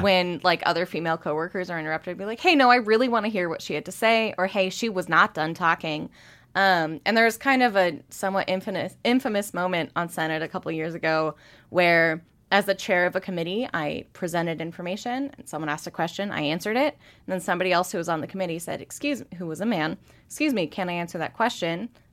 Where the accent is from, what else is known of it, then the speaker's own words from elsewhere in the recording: Spokane, Washington, United States; now in Missoula, United States; growing up in Spokane